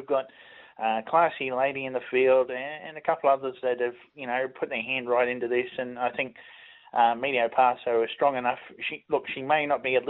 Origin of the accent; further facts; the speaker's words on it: Queensland, Australia; now in Tasmania, Australia; I come from Queensland